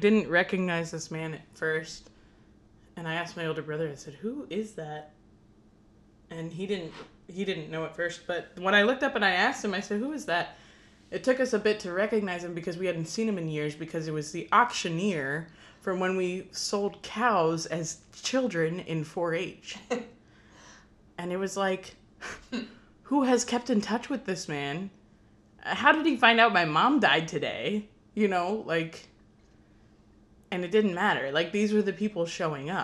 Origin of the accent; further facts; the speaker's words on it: Chattahoochee, Florida, United States; I grew up in Chattahoochee, Florida